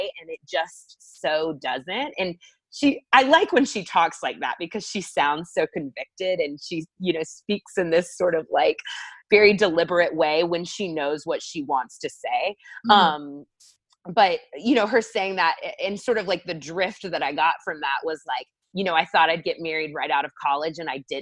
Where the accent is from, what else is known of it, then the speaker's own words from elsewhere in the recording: Texas, United States; also born or lived in South Carolina; someone from the South, I grew up in Texas